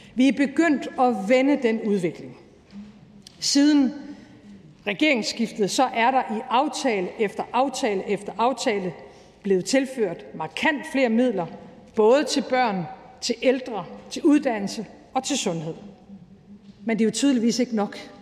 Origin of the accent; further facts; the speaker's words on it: Aalborg, North Denmark Region, Denmark; moved away; som nordjyde. Da jeg voksede op i Aalborg i 80'erne